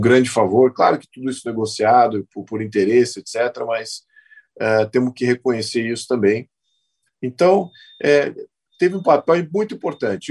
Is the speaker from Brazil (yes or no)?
yes; Brazil